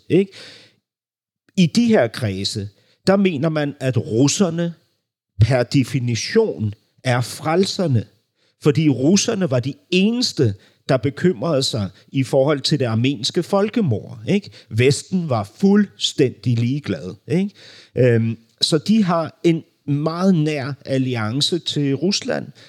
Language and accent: Danish; Berlin, Germany; moved away; jeg voksede jo op, klods op af den der Berlinmur, ikke? fordi min barndom udspillede sig i Vestberlin